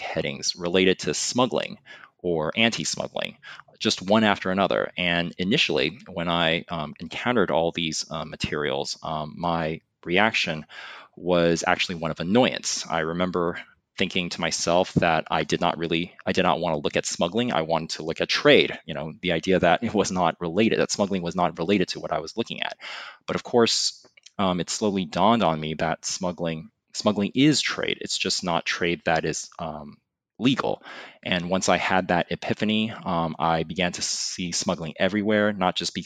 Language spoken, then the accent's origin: English; California, United States; moved away as an adult; also born or lived in Hong Kong; now in Boston, United States; I really consider myself a Californian. I grew up in California